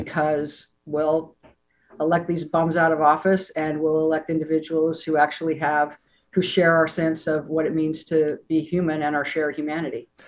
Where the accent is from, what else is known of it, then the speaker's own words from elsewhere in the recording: Utah, United States; moved away as an adult; now in San Francisco, United States; growing up in Utah